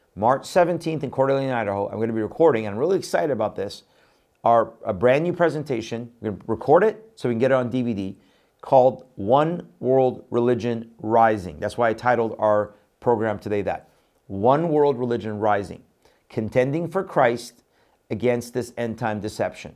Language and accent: English; Iran; I was born in Iran.